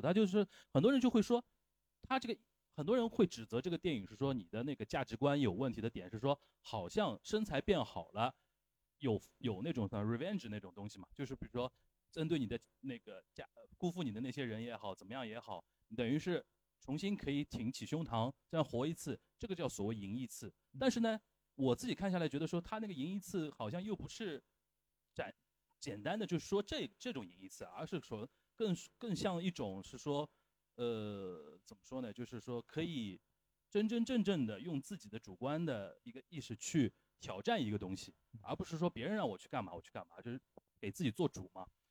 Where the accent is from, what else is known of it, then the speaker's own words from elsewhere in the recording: China; 我们中国人，传统的中国人